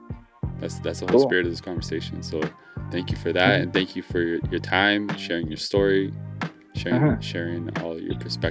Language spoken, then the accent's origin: English; Toronto, Ontario, Canada; growing up in Scarborough and like just everyone I know who's from Scarborough